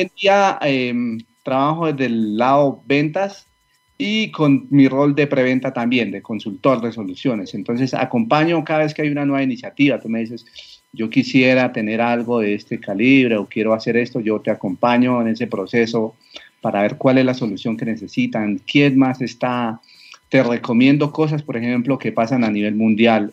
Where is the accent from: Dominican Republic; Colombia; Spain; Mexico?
Colombia; a small town near Bogotá, Cundinamarca; yo soy colombiano, vivo en una población cerca a Bogotá, un pequeño pueblo, eh, aquí crecí